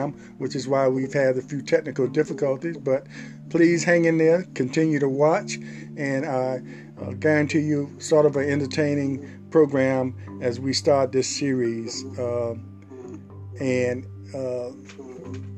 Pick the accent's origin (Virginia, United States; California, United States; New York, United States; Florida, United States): Virginia, United States; Portsmouth; growing up in Katy Heights, Truxton area